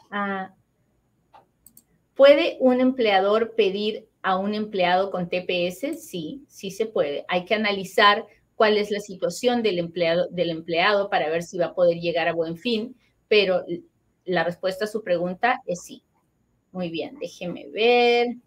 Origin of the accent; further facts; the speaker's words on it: Colombia; Me aprobaron mi caso, doctora, soy de Colombia, aplico para la invitación de reunificación familiar.